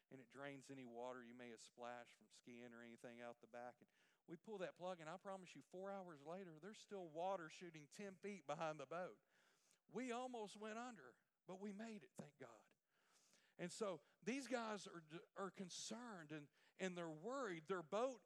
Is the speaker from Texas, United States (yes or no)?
yes; Port Arthur, Texas, United States; I'm from Port Arthur, the capital of Louisiana, but it's in Texas